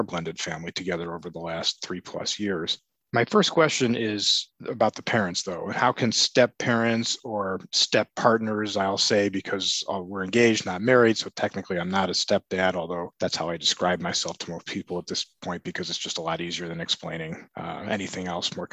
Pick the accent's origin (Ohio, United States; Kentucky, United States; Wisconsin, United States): Ohio, United States; Cleveland; moved away; I'm originally from Cleveland, Ohio, and my entire family